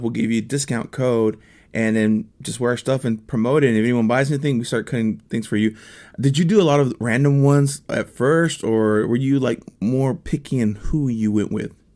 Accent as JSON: {"language": "English", "region": "Texas", "country": "United States", "moved": "as an adult", "lives_now": "Nashville, United States", "said": "I am a Texicano. I'm from Texas originally"}